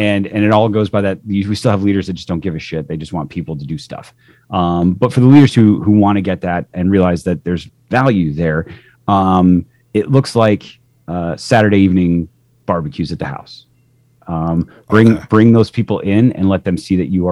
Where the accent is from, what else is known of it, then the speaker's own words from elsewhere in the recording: Midwest, United States; moved away; I grew up in the Midwest